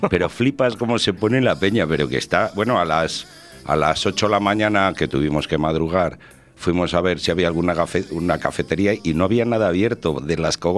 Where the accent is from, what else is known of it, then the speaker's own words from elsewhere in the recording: Valladolid, Castile and León, Spain; Y digo, no, yo soy de Valladolid. Ah, tú eres valladoliceño.